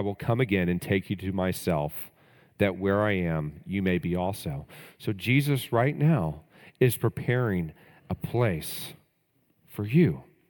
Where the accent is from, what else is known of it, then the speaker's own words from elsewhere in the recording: Texas, United States; growing up in Texas